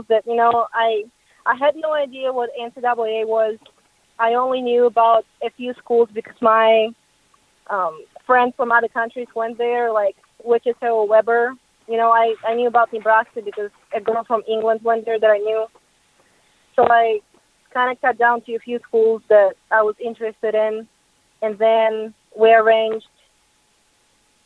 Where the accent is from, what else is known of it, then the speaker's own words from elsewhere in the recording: Russia; moved away as an adult; also born or lived in Nashville, United States; I'm originally from Russia